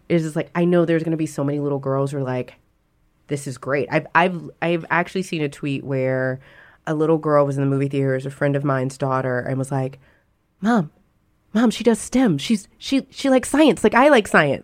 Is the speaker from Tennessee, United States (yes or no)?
no; Baton Rouge, Louisiana, United States; moved away; I started off wanting to do acting back in Baton Rouge, Louisiana